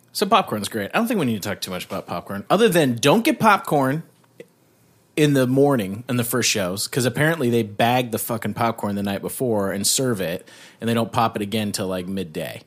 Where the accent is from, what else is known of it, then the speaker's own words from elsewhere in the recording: Canada; being Canadian